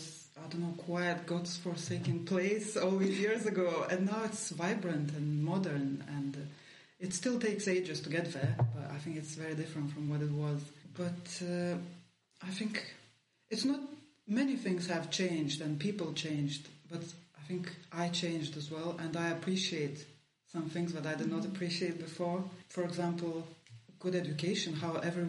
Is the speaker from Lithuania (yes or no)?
yes; Lithuania; English is a second language; moved away as an adult; also born or lived in Leeds, United Kingdom; when I came back home